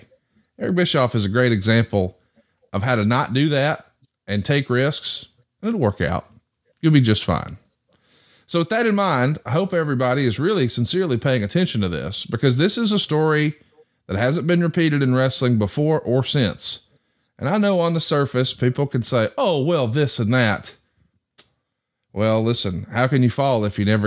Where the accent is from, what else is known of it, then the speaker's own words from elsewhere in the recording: the South, United States; As a young man growing up in the South